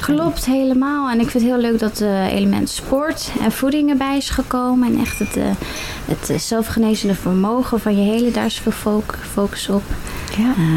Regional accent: Netherlands; Ik kom uit Bumren, 32 jaar.

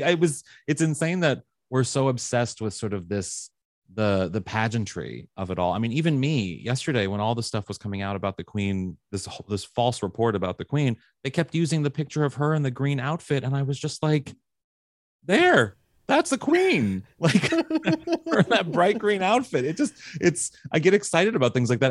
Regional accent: United States; I am an American

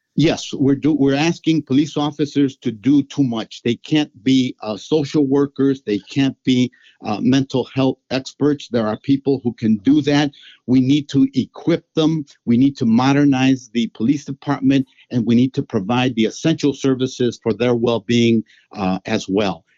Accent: Chicago, Illinois, United States; I am a Chicagoan that is immersed in the life of the city

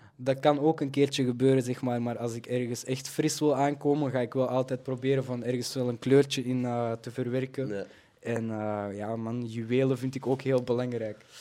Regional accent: Belgium; Ik kom ook gewoon uit België. Ik ben hier altijd eh, opgegroeid.

